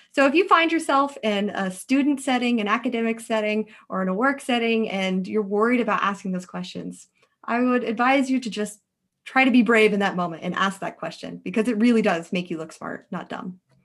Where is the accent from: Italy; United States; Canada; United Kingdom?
United States; Alaska; moved away as an adult; now in Bay Area, United States; I'm originally from Alaska